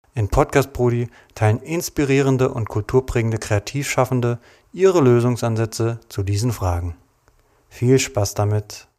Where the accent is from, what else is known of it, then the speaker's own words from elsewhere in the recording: Frankfurt am Main, Hesse, Germany; Meine Heimatstadt ist unter Synonymen wie Frankfurt, Bankfurt, Manhattan oder Hauptstadt des Verbrechens bekannt